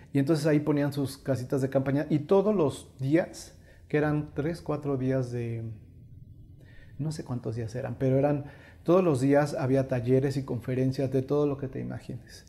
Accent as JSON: {"language": "Spanish", "country": "Mexico", "said": "como raza mexicana somos artistas"}